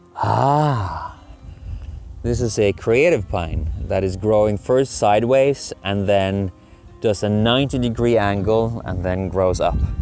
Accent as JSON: {"language": "English", "country": "Norway", "moved": "yes", "lives_now": "Sweden", "said": "I'm from Norway"}